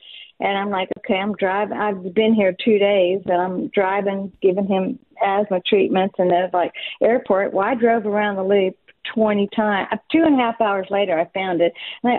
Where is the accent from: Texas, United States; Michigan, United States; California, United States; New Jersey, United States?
Texas, United States; South; moved away as an adult; also born or lived in Pittsburgh, Pennsylvania; now in Abilene, United States; I'm not from Abilene. I've lived in South Texas all my life. Most of my life